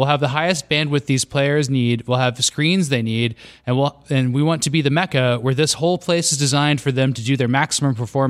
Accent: Scottsdale, Arizona, United States; I'm from Scottsdale. So that's in Central Phoenix. Downtown.

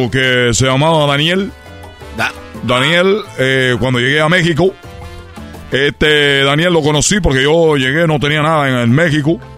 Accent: Cuba; Le digo, yo soy de Cuba. Dijo, ah, aquí en Guadalajara no es muy normal ver un cubano. Le dije, bueno, pues soy el primer cubano que tú ves aquí.

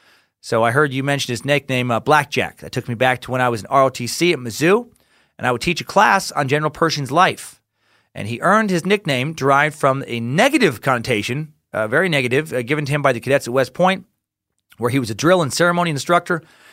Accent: Mexico; now in United States; I am an immigrant from Mexico, and after 26 years, I just became a legal permanent resident of the United States.

